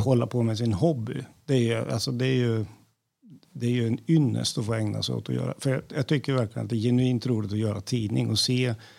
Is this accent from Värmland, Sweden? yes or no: yes; Värmland, Sweden; moved away; Jag är en värmlänning i förskingringen som har passerat 60